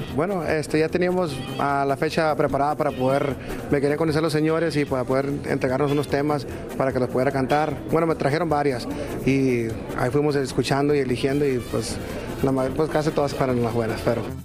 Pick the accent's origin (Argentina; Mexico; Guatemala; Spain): Mexico; nosotros como mexicanos